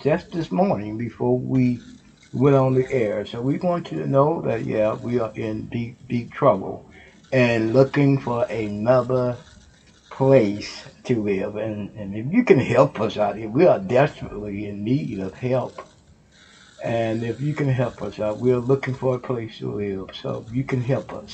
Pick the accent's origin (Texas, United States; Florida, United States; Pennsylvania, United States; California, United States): Texas, United States; Houston; now in Ohio, United States; That's my home state, Houston, Texas. And we from Houston, Texas